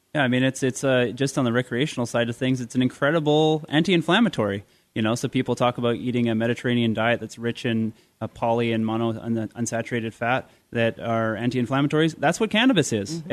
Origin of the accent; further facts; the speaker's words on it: Canada; I'm a Canadian